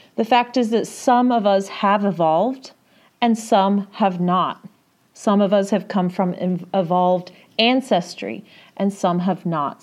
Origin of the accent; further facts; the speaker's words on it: England, United Kingdom; I grew up in England